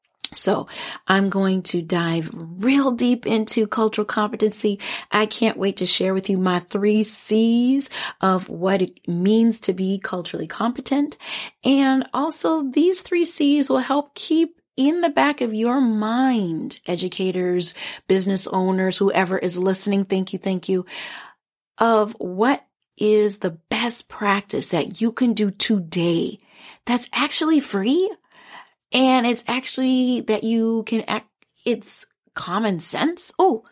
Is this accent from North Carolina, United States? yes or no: no; Minnesota, United States; I am a proud immigrant Liberian American woman, and although I grew up here in the Twin Cities area, I still identify Liberian.